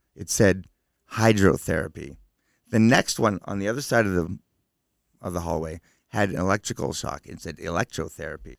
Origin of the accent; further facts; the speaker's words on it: Concord, New Hampshire, United States; I grew up in Concord, New Hampshire